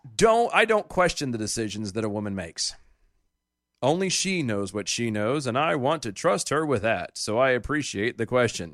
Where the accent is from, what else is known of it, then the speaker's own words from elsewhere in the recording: Texas, United States; In my home state of Texas, thanks to these trap laws that make it harder for providers to offer the full spectrum of reproductive care, more than a quarter of our family planning clinics have closed.